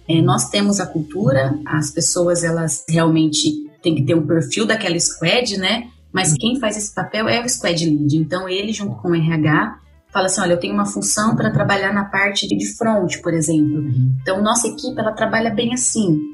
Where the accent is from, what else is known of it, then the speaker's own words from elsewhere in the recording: Pederneiras, São Paulo, Brazil; accent: interior paulista (caipira R); sou do interior de São Paulo, acho que o sotaque entrega um pouco, né? Ele é bem puxado ainda, tem um R bem. Não. sou de Pederneiras